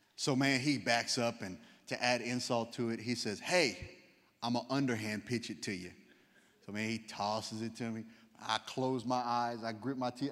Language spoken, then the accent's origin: English; South Louisiana, United States; I'm from South Louisiana